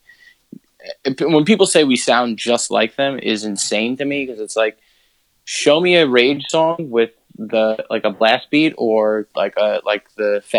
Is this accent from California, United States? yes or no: no; New York, United States; we grew up in New York